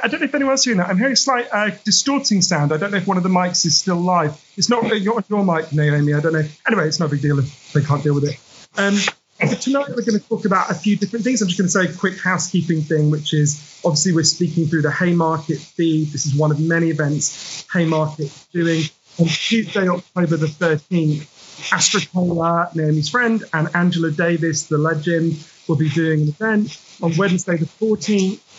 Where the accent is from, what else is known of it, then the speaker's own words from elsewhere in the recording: United Kingdom; I'm a British writer